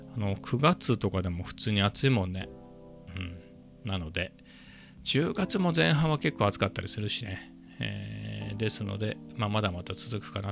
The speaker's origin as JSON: {"language": "Japanese", "region": "Ibaraki", "country": "Japan", "tie": "born or raised there", "moved": "yes", "lives_now": "Chiba, Japan", "said": "茨城県出身なんでね"}